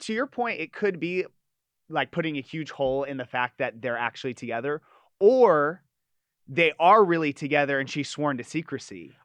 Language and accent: English; Los Angeles, California, United States; also born or lived in Hermosa Beach; I'm not from Orange County. I'm from L